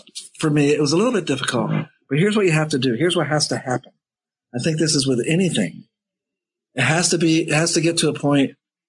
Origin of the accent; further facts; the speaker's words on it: outside of Philadelphia, Pennsylvania, United States; also born or lived in Houston; now in New Jersey, United States; I grew up with the Phillies because I grew up outside of Philadelphia.